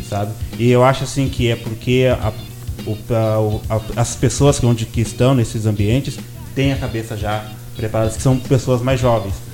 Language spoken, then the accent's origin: Portuguese; Porto Alegre, Rio Grande do Sul, Brazil; now in São Borja, Brazil; eu sou do Rio Grande do Sul